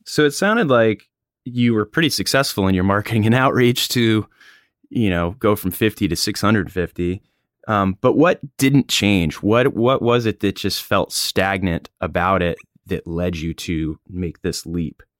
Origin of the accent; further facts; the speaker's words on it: Hatteras, North Carolina, United States; It's my hometown, home